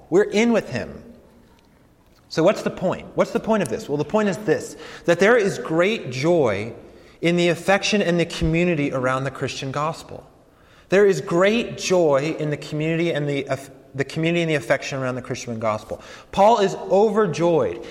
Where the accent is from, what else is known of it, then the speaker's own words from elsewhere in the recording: Colorado Springs, Colorado, United States; moved away as an adult; also born or lived in New York City / St. Louis, Missouri; I grew up in Colorado, uh, grew up in Colorado Springs, Colorado